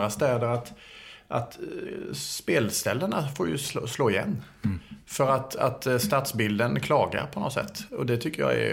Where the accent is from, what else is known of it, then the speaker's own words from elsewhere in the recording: Skåne, Sweden; Jag minns någon gång i och för sig när jag kom från Skåne då att, men det var ju bara, du vet, att man pratade konstigt.